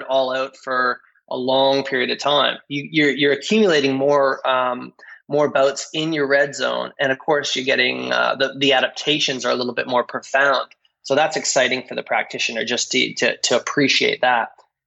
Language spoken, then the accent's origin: English; Canada; moved away as an adult; also born or lived in Australia / New Zealand; as a Canadian